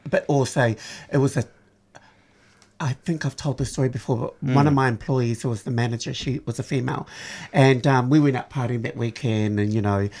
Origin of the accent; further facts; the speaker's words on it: Samoa; also born or lived in Wellington, New Zealand; now in Melbourne, Australia; I came from Samoa